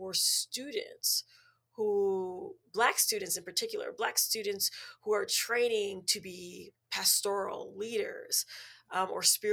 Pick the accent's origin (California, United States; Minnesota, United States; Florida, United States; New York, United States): Minnesota, United States; Minneapolis; I was born and raised in Minneapolis, Minnesota